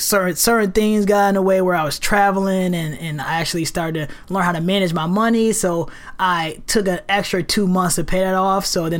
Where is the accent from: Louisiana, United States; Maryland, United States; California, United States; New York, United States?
New York, United States; New York City; moved away as an adult; also born or lived in Rochester, New York; now in Portland, United States; Growing up in New York City, growing up one of 8 children, a single parent, single black mother parent household